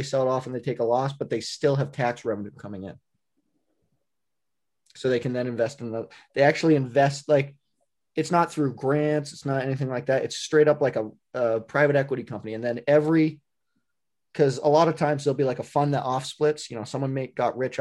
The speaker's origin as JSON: {"language": "English", "region": "New England", "country": "United States", "said": "I'm from New England. We don't have those."}